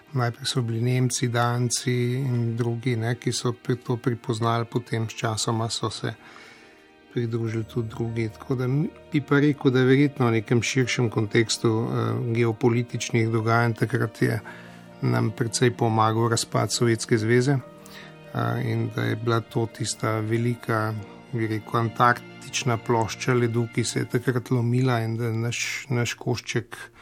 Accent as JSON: {"language": "Slovenian", "country": "Slovenia"}